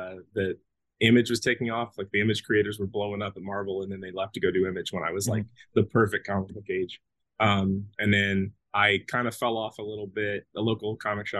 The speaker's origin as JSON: {"language": "English", "town": "Kansas City", "region": "Missouri", "country": "United States", "tie": "born or raised there", "said": "moved back to Kansas City"}